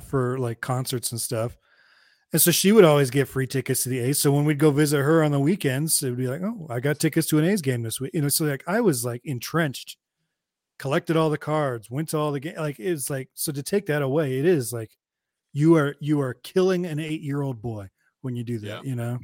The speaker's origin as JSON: {"language": "English", "town": "Hayward", "region": "California", "country": "United States", "tie": "born or raised there", "said": "I grew up in Hayward"}